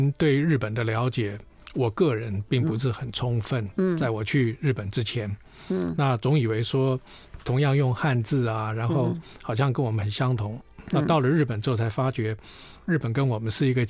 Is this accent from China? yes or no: yes; China; 呃，我们中国人讲雨过天晴。